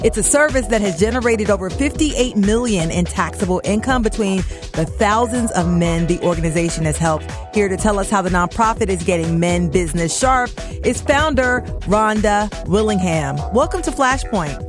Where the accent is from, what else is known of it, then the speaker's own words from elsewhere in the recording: Washington, District of Columbia, United States; now in Philadelphia, United States; I'm not a, a native Philadelphian, I'm from Washington, D.C.